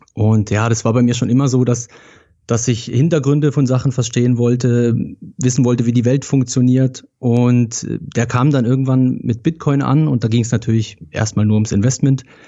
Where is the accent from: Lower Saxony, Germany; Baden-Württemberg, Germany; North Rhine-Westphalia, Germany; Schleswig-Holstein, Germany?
Baden-Württemberg, Germany; Rheinfelden; Ich komme ganz aus dem Süden, äh, aus Deutschland, aus Rheinfelden